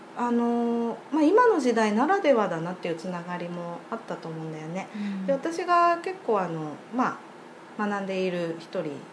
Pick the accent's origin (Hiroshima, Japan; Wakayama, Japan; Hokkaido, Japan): Hokkaido, Japan; Sapporo; 私はずっと札幌に生まれ育ったんで